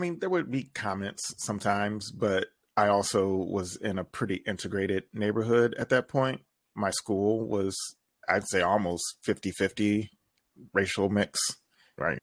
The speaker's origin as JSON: {"language": "English", "town": "Toledo", "region": "Ohio", "country": "United States", "tie": "born or raised there"}